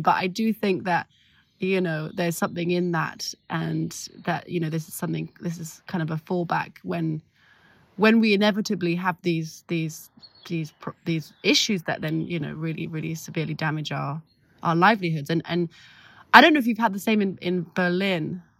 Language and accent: English; London, United Kingdom; now in Paris, France; so I grew up in London, and, I mean, I grew up in, in North London